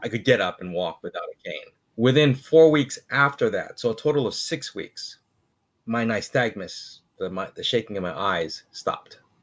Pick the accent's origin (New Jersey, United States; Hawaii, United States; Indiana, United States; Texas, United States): Hawaii, United States; being from Hawaii